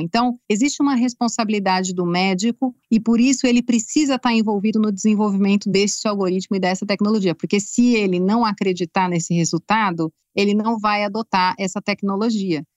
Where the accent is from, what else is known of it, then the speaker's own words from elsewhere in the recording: Brazil; como brasileira